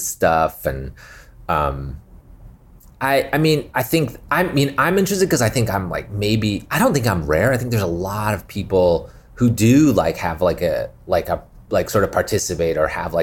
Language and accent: English; Calgary, Alberta, Canada; now in Los Angeles, United States; growing up in Calgary